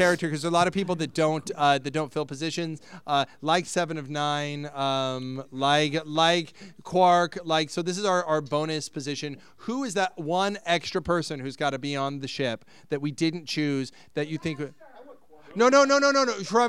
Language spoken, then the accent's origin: English; Ireland; Side note, myself being Irish, last night I opened a bottle of Jameson's